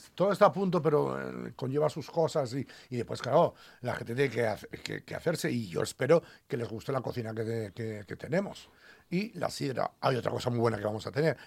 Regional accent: Aragon, Spain; now in Asturias, Spain; Me recuerda mucho a mi tierra, ¿no? A los aragoneses.

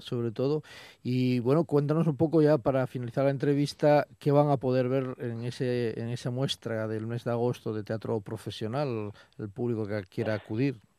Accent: Asturias, Spain; moved away; oí hablar del mi pueblo

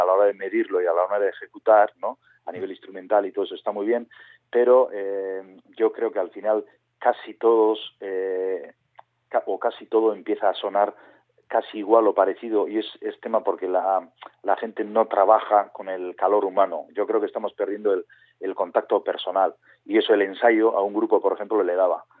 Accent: Urola Valley, Basque Country, Spain; nosotros somos del Valle del Urola, de un pueblo pequeñito

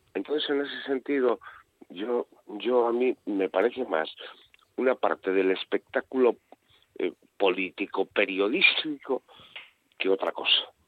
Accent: Asturias, Spain; yo soy asturiano

